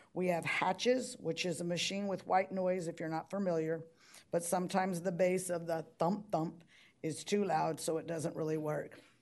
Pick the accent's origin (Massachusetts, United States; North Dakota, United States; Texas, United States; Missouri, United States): Texas, United States; Brownsville; I'm from Brownsville